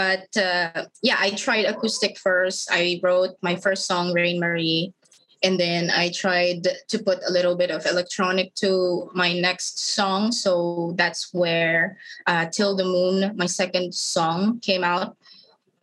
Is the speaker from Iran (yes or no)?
no; Philippines; I'm a Filipino artist.